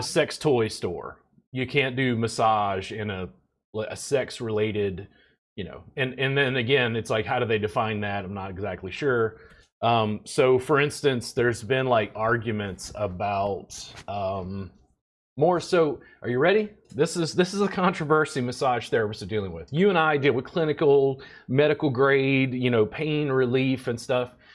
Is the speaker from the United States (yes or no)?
yes; Louisiana, United States; now in Texas, United States; I'm from Louisiana. I live in Texas